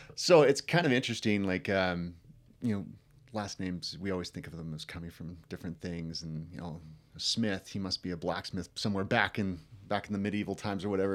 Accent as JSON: {"language": "English", "town": "Delta Junction", "region": "Alaska", "country": "United States", "tie": "born or raised there", "said": "I grew up in a rural town uh, called Delta Junction"}